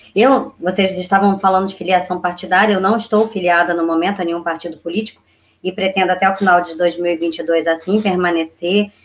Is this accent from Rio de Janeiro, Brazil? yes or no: yes; Duque de Caxias, Rio de Janeiro, Brazil; Eu nasci em Gramacho, em Duque de Caxias, e me criei em Gramacho no, na fase mais importante de um ser humano, né? Do momento em que eu nasci até os 13 anos.